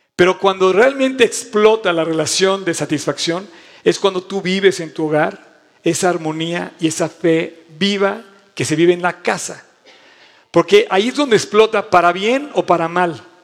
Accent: Mexico; tengo una vida como mexicano

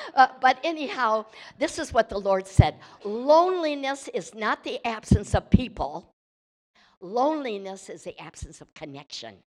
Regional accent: Michigan, United States; I'm from Michigan

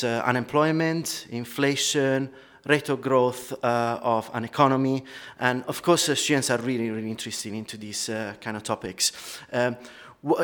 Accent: Italy; accent: Italian; moved away as an adult; now in United Kingdom; I'm Italian, as you can pick from my lovely accent, but I've been living in the UK for 16 years

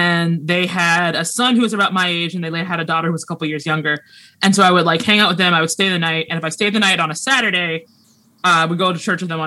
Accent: Pittsburgh, Pennsylvania, United States; now in Seattle, United States; I am from Pittsburgh

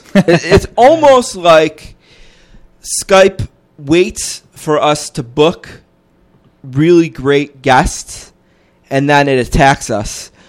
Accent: Buffalo, New York, United States; I'm from Buffalo

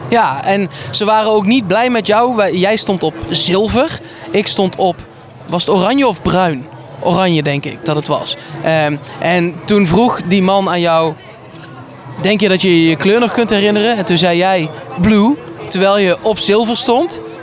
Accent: Netherlands; wij zijn Nederlanders

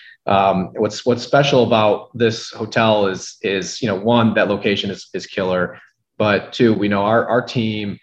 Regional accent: Grand Rapids, Michigan, United States; moved away; also born or lived in East Lansing, Michigan; I grew up in Grand Rapids, Michigan. I was in Michigan my whole life, all the way through college

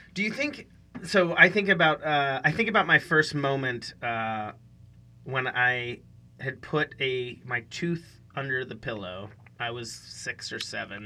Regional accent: Western Pennsylvania, United States; moved away; I grew up in Western Pennsylvania

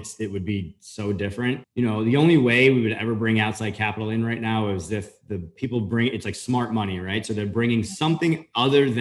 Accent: Long Island, near the Hamptons, New York, United States; moved away as an adult; also born or lived in Florida; I grew up right outside of the Hamptons up in Long Island

